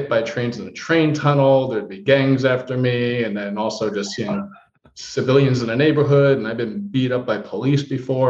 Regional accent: Heidelberg, Baden-Württemberg, Germany; born there; I was born on the Heidelberg Army Base, Heidelberg, Germany.

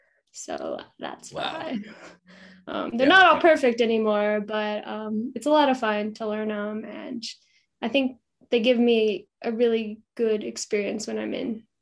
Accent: Casper, Wyoming, United States; also born or lived in Colombia / Germany / Tanzania; now in Salt Lake City, United States; I'm currently based in Salt Lake City, Utah. I grew up in Casper, Wyoming, so not too far from here

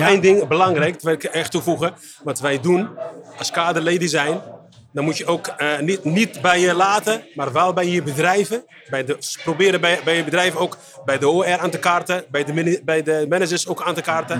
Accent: Morocco; now in Netherlands; ik kom uit Marokko

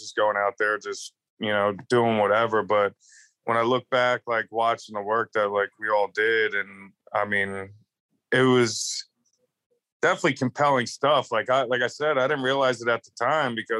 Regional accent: outside of Philadelphia, Pennsylvania, United States; moved away; also born or lived in Tampa Bay, Florida / Clearwater, Florida / Salt Lake City, Utah; I was born outside of Philadelphia in Pennsylvania. And I lived there for a lot of my life

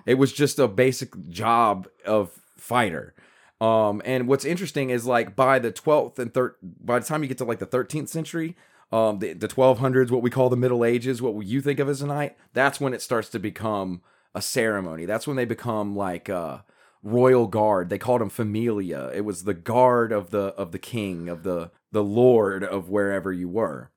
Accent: United States; you and I as Americans

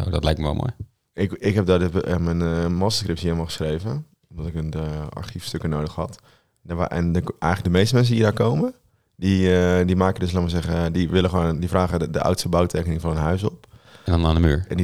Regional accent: Stroe, Gelderland, Netherlands; waar ik vandaan kom. Uit je hometown? Ja, in mijn hometown.

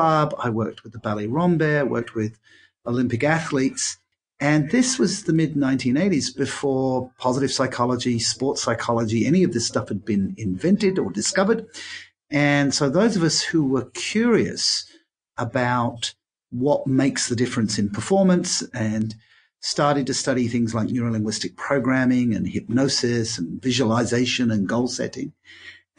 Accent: England, United Kingdom; moved away as an adult; also born or lived in Australia / London; now in Singapore; Growing up in England, I went to an English grammar school

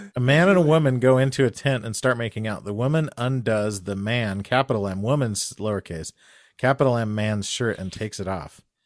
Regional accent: Albuquerque, New Mexico, United States; I grew up in Albuquerque

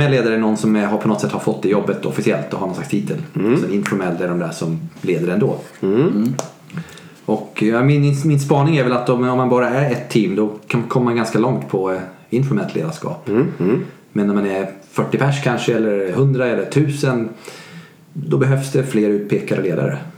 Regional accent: Sweden; Jag är svensk.

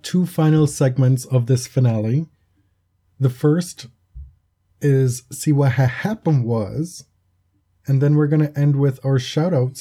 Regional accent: Jamaica; I grew up in Jamaica.

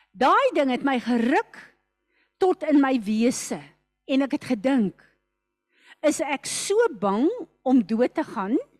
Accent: South Africa; ons is ook Suid-Afrikaners

